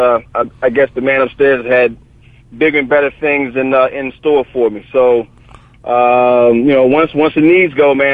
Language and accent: English; Clearwater, Florida, United States; moved away as an adult; now in New Jersey, United States; I'm originally from Clearwater, Florida, man. And I graduated high school in 1982.